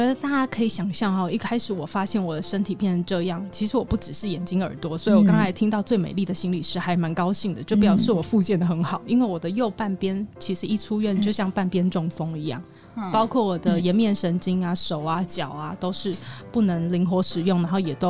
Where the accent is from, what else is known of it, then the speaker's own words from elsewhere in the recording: Taipei, Taiwan; 然后我也是台北人